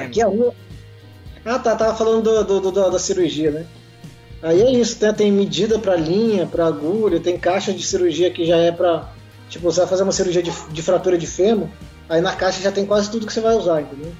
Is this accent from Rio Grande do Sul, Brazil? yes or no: no; São Paulo, Brazil; moved away as an adult; also born or lived in Goiânia / Pantanal, Mato Grosso do Sul; now in Mato Grosso do Sul, Brazil; eu nasci em São Paulo, cresci em São Paulo